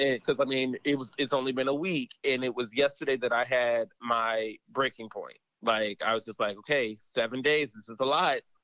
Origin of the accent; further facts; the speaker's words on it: United States; we as an American people, we as an American society